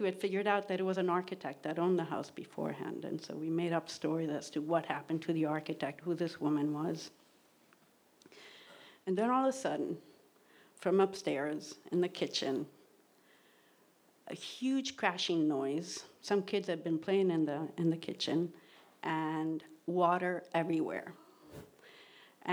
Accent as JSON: {"language": "English", "town": "Rome", "region": "Lazio", "country": "Italy", "tie": "born or raised there", "moved": "yes", "said": "I grew up in Rome, Italy, in the suburbs of Rome"}